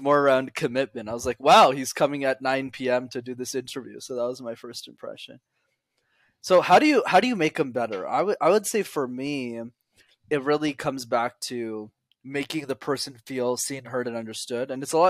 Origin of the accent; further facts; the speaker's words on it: India; It's okay because I'm Indian, so it doesn't matter.